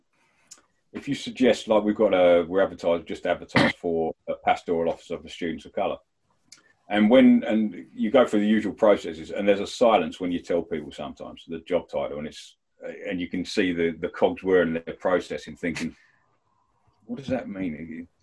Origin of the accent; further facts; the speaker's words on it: Medway, South East England, United Kingdom; moved away; I was from Kent, Medway Town.